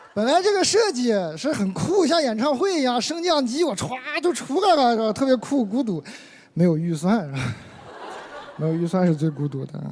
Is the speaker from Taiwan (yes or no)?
no; Inner Mongolia, China; 每个内蒙小孩差不多，可能吧，都见过自己的父亲喝醉了哭的样子